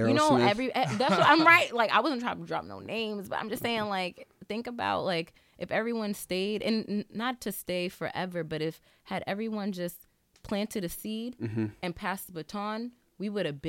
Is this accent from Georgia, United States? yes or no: no; Boston, Massachusetts, United States; I am from Dorchester, but I'm very close to Cambridge because my mother worked at MIT.